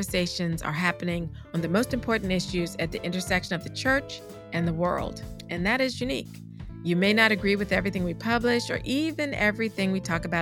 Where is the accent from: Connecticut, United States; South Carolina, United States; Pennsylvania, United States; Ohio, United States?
South Carolina, United States; Charleston; the historic Mother Emmanuel AME Church in my hometown of Charleston, South Carolina